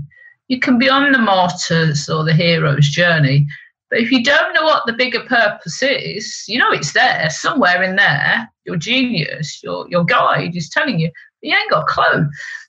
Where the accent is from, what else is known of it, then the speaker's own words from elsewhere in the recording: East of England, United Kingdom; I came from Essex, so this is what I do.